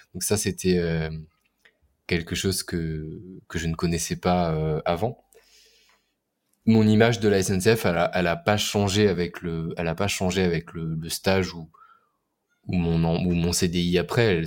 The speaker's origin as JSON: {"language": "French", "town": "Orléans", "region": "Centre-Val de Loire", "country": "France", "tie": "born or raised there", "moved": "yes", "lives_now": "Paris, France", "said": "j'ai vécu, à, vécu à côté d'Orléans, donc je viens d'Orléans"}